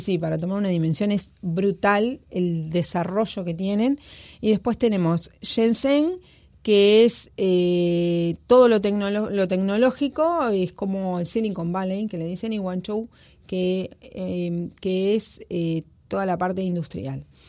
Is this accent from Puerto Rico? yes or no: no; Uruguay